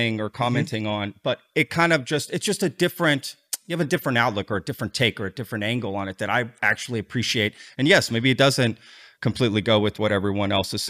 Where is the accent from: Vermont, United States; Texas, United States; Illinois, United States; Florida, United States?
Texas, United States; also born or lived in Austin / Dallas; I'm a Texan. Like, I'm from here